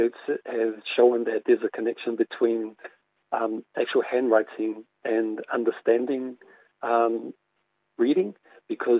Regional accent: Auckland, New Zealand; I grew up in Mangere in South Auckland

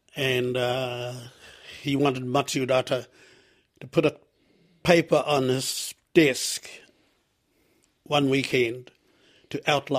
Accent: Gisborne, New Zealand; Māori are only beginning to heal. I come from Gisborne.

